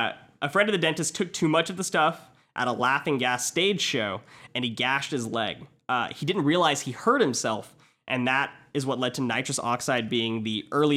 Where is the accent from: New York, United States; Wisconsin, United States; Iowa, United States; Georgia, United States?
Georgia, United States; I'm from Georgia.